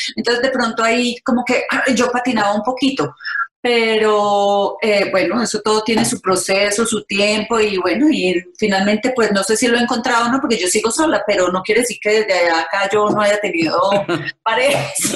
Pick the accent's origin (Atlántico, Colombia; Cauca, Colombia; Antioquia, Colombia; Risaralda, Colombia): Antioquia, Colombia; Paisa; yo soy paisa